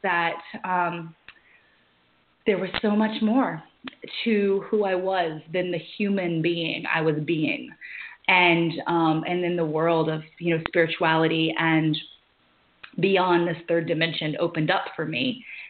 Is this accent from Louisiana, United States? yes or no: yes; Louisiana, United States; I was born and raised in Louisiana